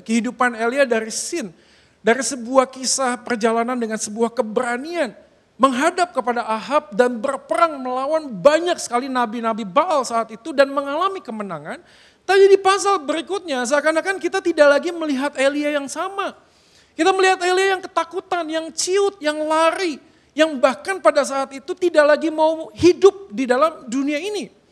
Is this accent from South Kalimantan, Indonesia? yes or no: no; Bandung, West Java, Indonesia; moved away; Sebagai orang yang lahir dan besar di Bandung